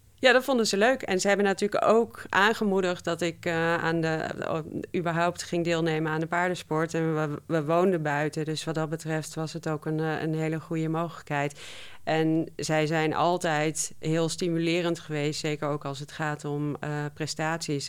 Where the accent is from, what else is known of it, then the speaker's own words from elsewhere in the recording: Twente, Overijssel, Netherlands; ik ben opgegroeid in Twente